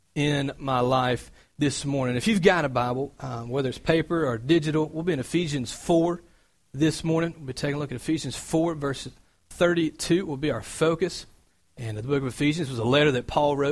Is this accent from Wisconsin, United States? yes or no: no; Cartersville, Georgia, United States; moved away as an adult; I'm from Georgia. I moved up from a small town called Cartersville